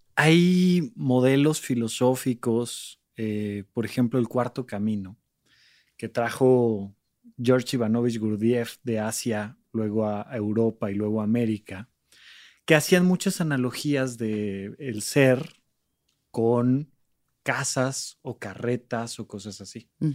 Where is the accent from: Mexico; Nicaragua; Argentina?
Mexico; Almoloya de Juárez, State of Mexico; moved away as an adult; also born or lived in Toluca; now in Mexico City, Mexico; crecí en Alboleoya de Juárez, un pequeño lugar del Estado de México